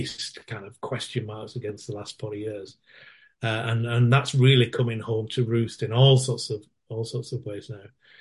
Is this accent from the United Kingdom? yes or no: yes; Manchester, North West England, United Kingdom; now in Australia; Manchester, I'm originally from Manchester